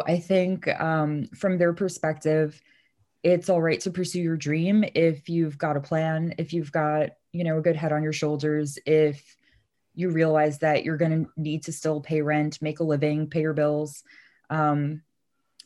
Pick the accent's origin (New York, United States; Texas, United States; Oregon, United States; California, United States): New York, United States; New York City; also born or lived in Madison, Wisconsin; I'm originally from Brooklyn. So I guess I'm really used to this fast-paced hustler way of life. You know, growing up here